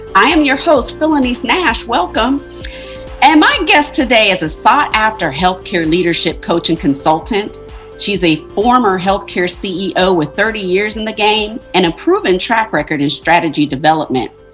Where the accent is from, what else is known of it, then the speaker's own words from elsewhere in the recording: Ohio, United States; I'm from Ohio